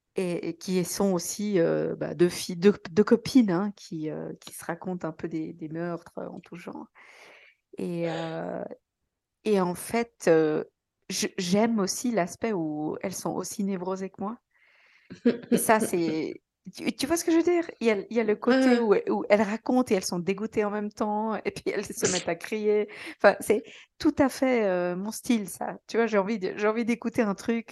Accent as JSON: {"language": "French", "country": "Switzerland", "said": "je suis suisse"}